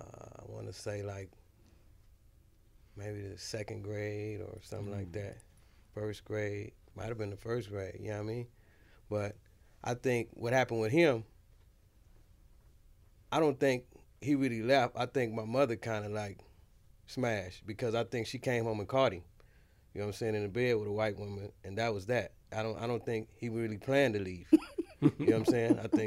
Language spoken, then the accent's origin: English; Los Angeles, California, United States; Like, on the east side of L.A.